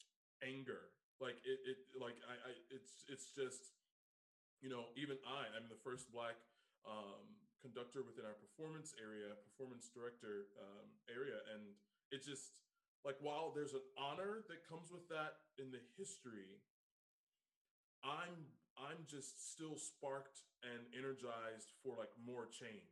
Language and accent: English; Eastern Shore of Maryland, United States; I am from the Eastern Shore of Maryland, about 15 minutes from Harriet Tubman's birthplace is where I'm from